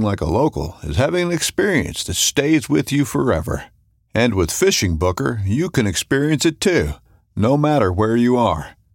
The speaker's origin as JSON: {"language": "English", "region": "Newfoundland and Labrador", "country": "Canada", "moved": "as an adult", "lives_now": "Japan", "said": "I'm originally from Newfoundland in eastern Canada"}